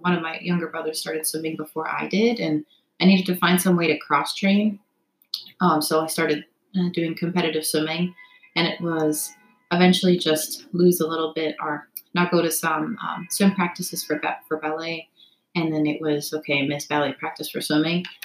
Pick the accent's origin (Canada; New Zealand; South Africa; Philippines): Canada; Toronto, Ontario; moved away as an adult; also born or lived in United States / Cincinnati; now in New York City, United States; I'm from Toronto, Canada. I was born in America, so I have dual citizenship, but I grew up basically 18 years of my life um, in Toronto, just outside of the city